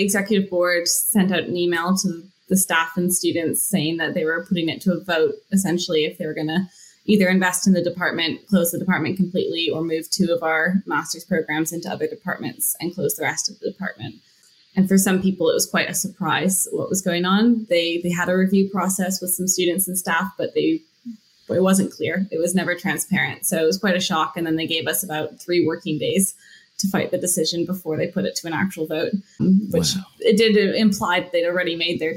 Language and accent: English; Vancouver, British Columbia, Canada; moved away as an adult; now in Sheffield, United Kingdom; I'm from Canada. I'm from Vancouver.